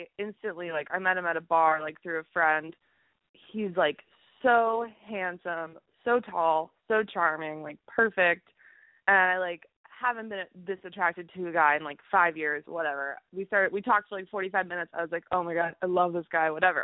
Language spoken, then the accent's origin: English; Boston, Massachusetts, United States; now in Istanbul, Turkey; I'm actually calling from Istanbul, but I'm from Boston